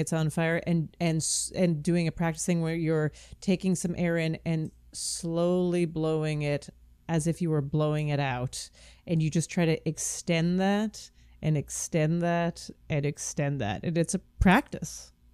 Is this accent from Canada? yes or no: yes; Canada; I'm Canadian